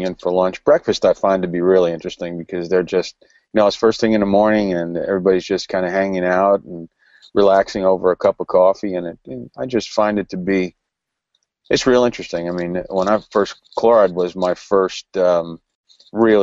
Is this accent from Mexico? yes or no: no; New Jersey, United States; I'm from New Jersey